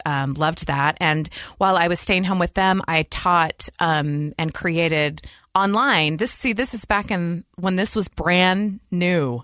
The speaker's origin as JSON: {"language": "English", "town": "Lincoln", "region": "Nebraska", "country": "United States", "tie": "born or raised there", "also_born_or_lived": "Utah", "moved": "yes", "said": "we grew up in Lincoln, Nebraska, the Midwest"}